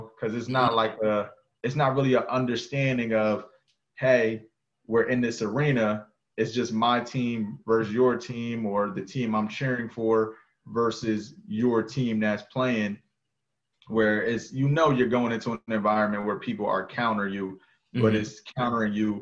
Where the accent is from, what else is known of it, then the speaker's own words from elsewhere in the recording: New Jersey, United States; moved away as an adult; also born or lived in North Carolina; I'm from New Jersey, knowing what part of New Jersey I'm from